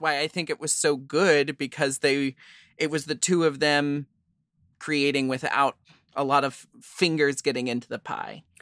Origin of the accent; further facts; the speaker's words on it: Portland, United States; I grew up in Portland where there was an all ages queer dance club for me to start drag